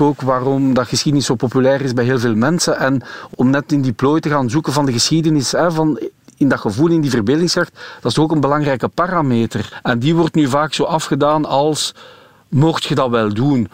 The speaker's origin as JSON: {"language": "Dutch", "country": "Belgium", "said": "als, als Belg"}